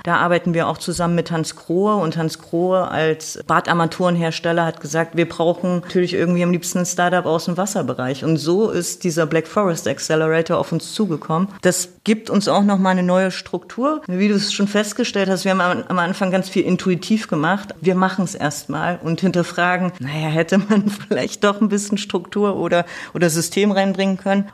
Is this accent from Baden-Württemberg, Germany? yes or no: no; Thuringia, Germany; moved away; ursprünglich komme ich aus Thüringen. Ich bin sozusagen noch in der DDR geboren